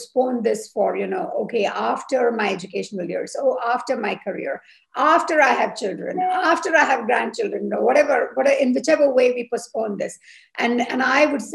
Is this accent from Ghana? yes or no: no; India; moved away as an adult; now in Switzerland; I'm of Indian origin. I'm a biomedical engineer. I have lived now in Switzerland for 20 years.